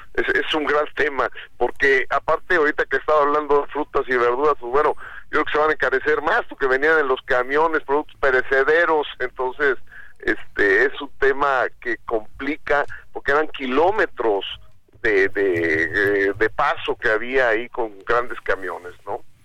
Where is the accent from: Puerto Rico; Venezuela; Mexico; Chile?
Mexico; es un orgullo como mexicanos